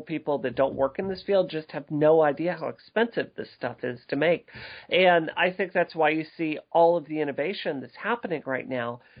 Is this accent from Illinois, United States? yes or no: no; Mississippi, United States; growing up in Mississippi